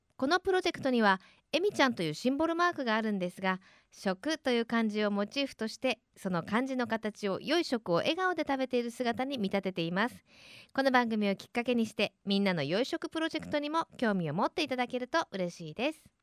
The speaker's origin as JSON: {"language": "Japanese", "region": "Fukuoka", "country": "Japan", "said": "福岡県民の私たち"}